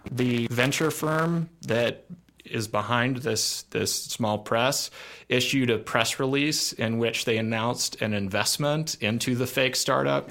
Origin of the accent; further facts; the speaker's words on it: Oakland, California, United States; I grew up in Oakland